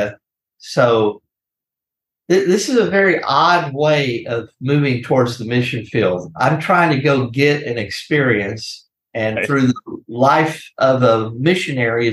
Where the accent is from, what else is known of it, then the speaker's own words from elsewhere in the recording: Corpus Christi, Texas, United States; I'm from South Texas, Corpus Christi is where I was born, raised